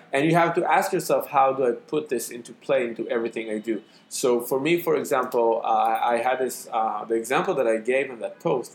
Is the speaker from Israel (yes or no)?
yes; Israel; accent: Israeli; my Israeli accent